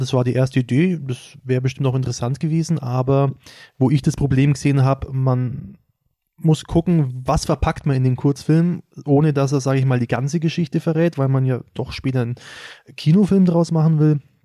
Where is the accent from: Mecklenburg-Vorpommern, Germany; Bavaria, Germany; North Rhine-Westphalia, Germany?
Bavaria, Germany; Schwabach; ich komme aus Schwabach